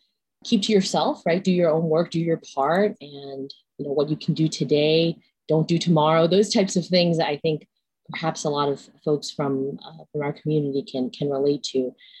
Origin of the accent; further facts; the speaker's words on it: New York City, New York, United States; English is a second language; moved away as an adult; now in Ithaca, United States; as a first gen college student, I also grew up in Brooklyn